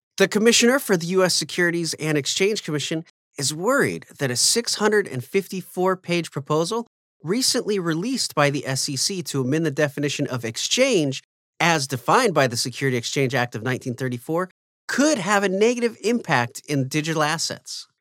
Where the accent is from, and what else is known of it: United States